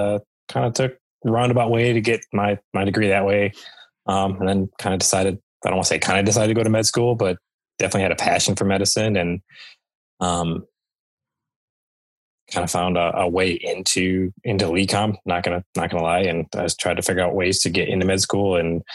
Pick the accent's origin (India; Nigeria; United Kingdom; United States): United States; Michigan; moved away as an adult; now in Morganton, North Carolina, United States; You know, I grew up in the Midwest, grew up in Michigan, and lived there for, 30 years